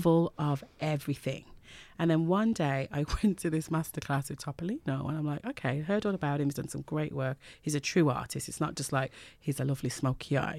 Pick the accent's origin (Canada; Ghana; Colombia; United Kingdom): United Kingdom; Birmingham, West Midlands; moved away as an adult; also born or lived in Jamaica; now in Ireland; from Birmingham, living in Ireland.